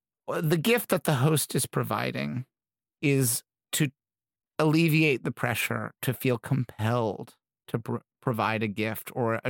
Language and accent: English; Midwest, United States; I did feel, you know, I grew up in the Midwest.